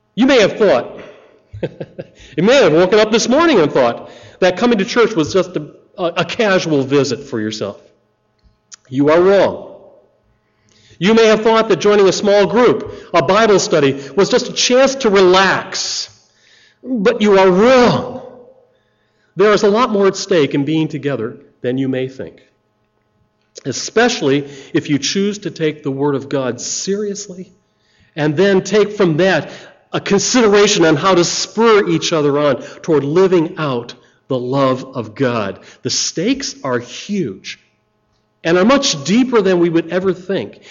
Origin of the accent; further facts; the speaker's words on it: United States; I'm American